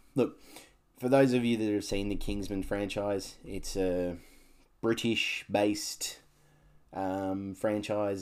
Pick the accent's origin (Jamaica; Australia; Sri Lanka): Australia; Canberra, Australian Capital Territory; now in Gold Coast, Australia; I, I grew up in Canberra. I lived in Canberra for fifteen years of my life.